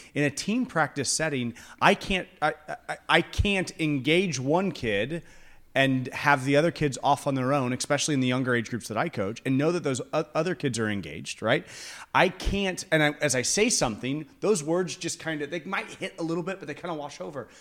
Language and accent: English; United States; As an American culture